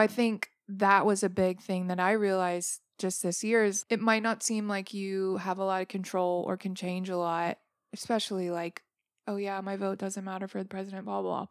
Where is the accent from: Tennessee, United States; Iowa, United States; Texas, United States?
Tennessee, United States; Memphis; growing up in Memphis